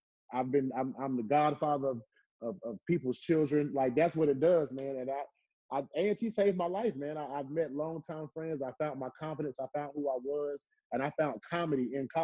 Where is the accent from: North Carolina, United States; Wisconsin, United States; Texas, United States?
North Carolina, United States; Southern Pines; moved away as an adult; I grew up in Southern Pines. Country town, you know, tough growing up